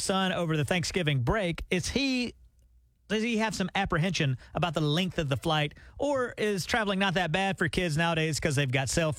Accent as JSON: {"language": "English", "region": "Alabama", "country": "United States", "tie": "born or raised there", "said": "When I was … growing up in Alabama"}